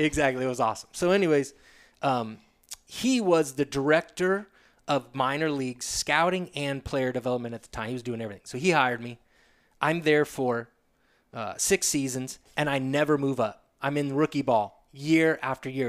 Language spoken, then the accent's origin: English; Sedona, Arizona, United States; also born or lived in Agoura Hills, California / Woodland Hills, California / Flagstaff, Arizona; at ten years o-, of age, we moved to Sedona from Agora Hills, Woodland Hills area